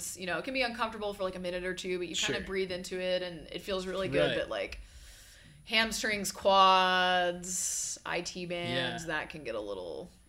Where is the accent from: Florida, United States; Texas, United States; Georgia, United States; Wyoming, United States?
Georgia, United States; Atlanta; accent: null and void accent; also born or lived in Birmingham, Alabama; I grew up in Atlanta, for all intents and purposes. I'm from Birmingham, Alabama.